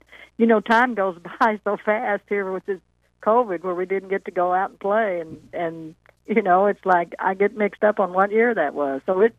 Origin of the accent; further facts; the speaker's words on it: Vienna, Missouri, United States; he's even been to my hometown in Vienna, Missouri